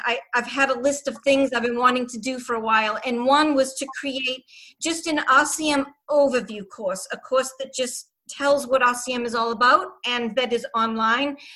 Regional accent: Boston, Massachusetts, United States; accent: Boston; my Boston accent

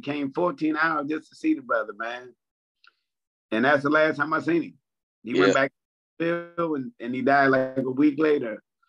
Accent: Harrisburg, Pennsylvania, United States; We closer to Philly. Pittsburgh, 170 miles. That's west. Philly's about 90 miles.

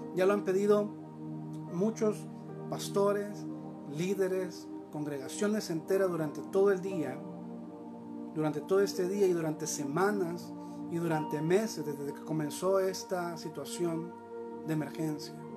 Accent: El Salvador; Como pueblo salvadoreño, aquí estamos

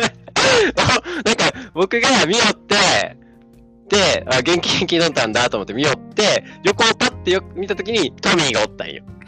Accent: Tokushima, Japan; moved away as an adult; now in Tokyo, Japan; 出身が徳島です。で今住んでるのが、えー、東京、上京しています

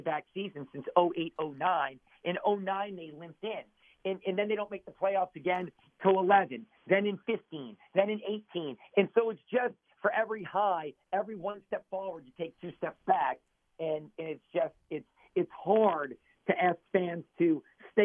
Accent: New Orleans, Louisiana, United States; born and raised in New Orleans

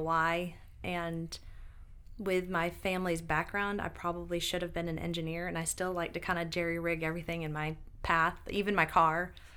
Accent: Binghamton, New York, United States; moved away as an adult; now in Greenville, United States; I grew up in Binghamton, New York, which is upstate

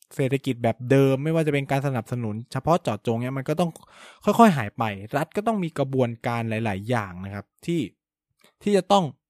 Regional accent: Chonburi, Thailand; also born or lived in Samut Prakan, Thailand; บ้านผมเองเนี่ยก็ย้ายงานนะก็คือเหมือนโรงงานก็มีการปิดตัวนะครับ ก็ย้ายจากสมุทรปราการมาอยู่ชนบุรี

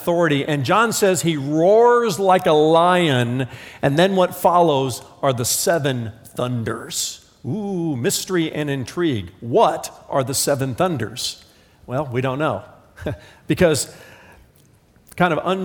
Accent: Indiana, United States; I'm from Indiana.

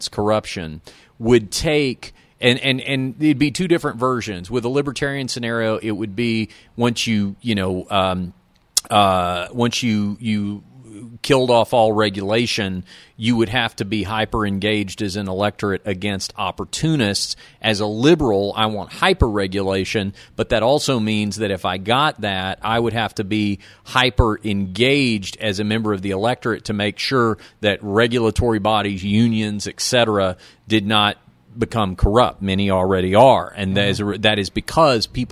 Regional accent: Texas, United States; my home state of Texas

